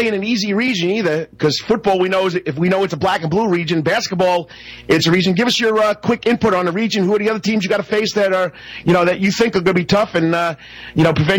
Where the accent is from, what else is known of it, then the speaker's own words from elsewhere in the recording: New York, United States; accent: northern; moved away as an adult; now in Savannah, United States; I'm a New Yorker. I'm talking hockey. The Islanders, the Rangers. You know, I used to be a big hockey fan when I lived up in New York.